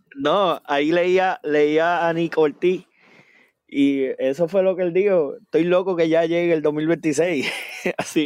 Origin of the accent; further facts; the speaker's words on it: Puerto Rico; nosotros como puertorriqueños